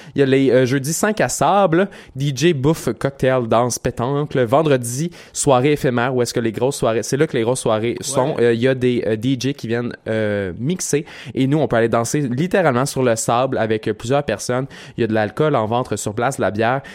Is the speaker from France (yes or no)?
no; Quebec, Canada; nous autres, en tant que Québécois